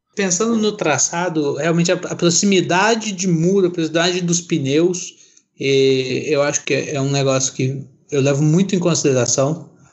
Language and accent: Portuguese; Minas Gerais, Brazil; Eu sou de Minas